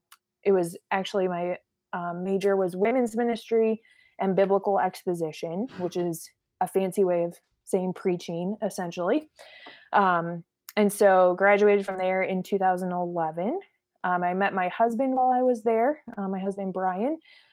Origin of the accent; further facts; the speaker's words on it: Arizona, United States; born there; So I was born in Arizona.